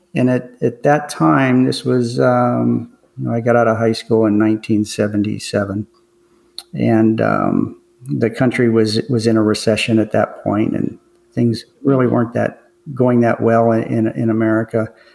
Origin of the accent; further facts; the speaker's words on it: McKeesport, Pennsylvania, United States; grew up in a, a, suburb of Pittsburgh called McKeesport